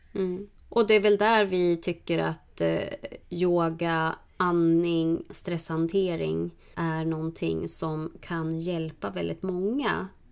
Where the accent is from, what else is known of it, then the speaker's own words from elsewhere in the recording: Norrland, Sweden; jag är från Norrland